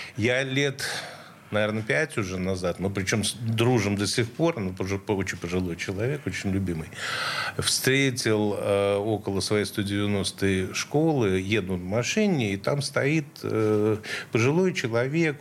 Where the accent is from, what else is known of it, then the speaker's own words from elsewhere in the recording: Saint Petersburg, Russia; Я центровой, я, да, с Петроградки